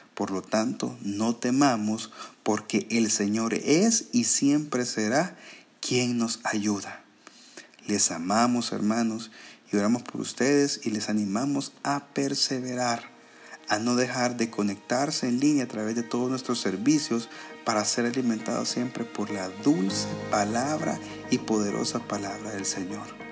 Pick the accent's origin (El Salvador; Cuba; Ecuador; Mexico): El Salvador; como salvadoreños nos cuesta mucho